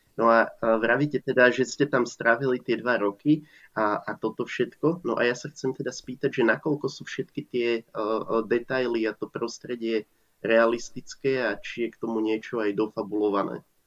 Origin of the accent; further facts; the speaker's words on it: Slovakia; Ja som totiž tiež z vidieka a doteraz na tom vidieku žijem